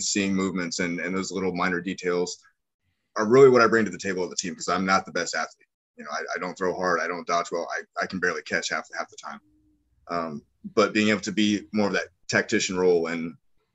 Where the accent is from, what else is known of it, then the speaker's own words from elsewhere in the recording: Missouri, United States; moved away as an adult; now in New Orleans, United States; I grew up in the Midwest. I grew up in Missouri